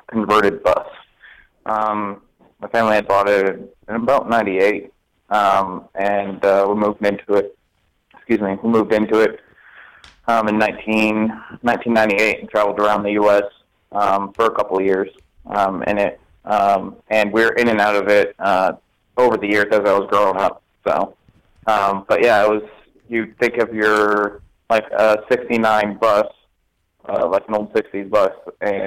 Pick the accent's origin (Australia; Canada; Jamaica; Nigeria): Canada; moved away; also born or lived in United States; I'm originally from Canada. That's where we lived before we actually got the bus.